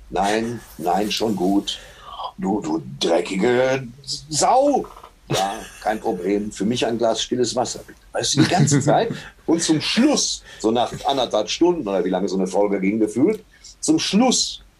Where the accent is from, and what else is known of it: Germany; also born or lived in Waltrop